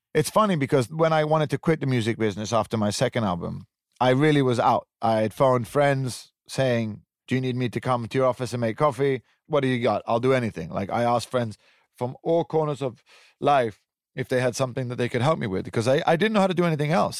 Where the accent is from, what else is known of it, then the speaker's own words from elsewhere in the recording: Switzerland; moved away; also born or lived in Italian Riviera; I grew up in Switzerland. I grew up on top of a mountain in a very privileged environment